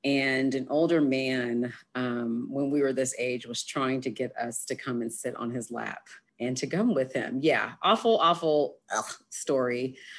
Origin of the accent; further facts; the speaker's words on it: Berkeley, California, United States; moved away as an adult; now in Austin, United States; growing up in Berkeley